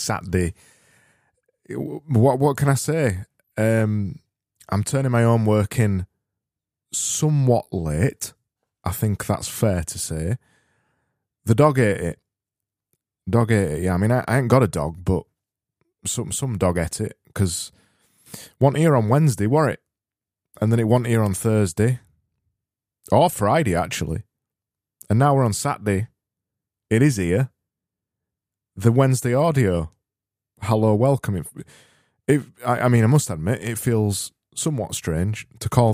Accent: Yorkshire and the Humber, United Kingdom; I'm from Yorkshire.

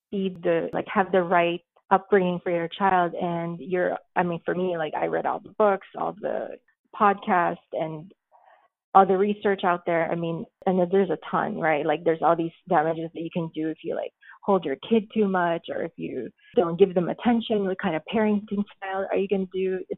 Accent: United States; being Filipino American, or I guess being Filipino American woman, it's like I'm always like questioning these things.

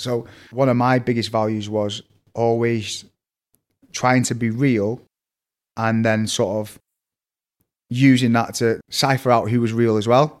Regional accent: Manchester, North West England, United Kingdom; accent: Manc; also born or lived in Cheadle / Salford / Eccles / Wythenshawe; I'm from Manchester, it's a little bit confusing because I've got a really strong Manc accent

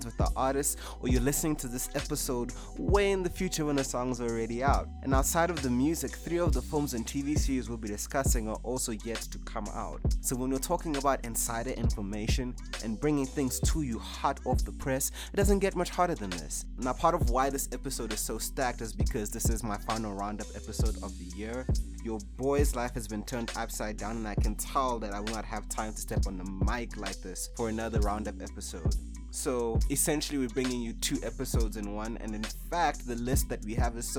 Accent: South Africa

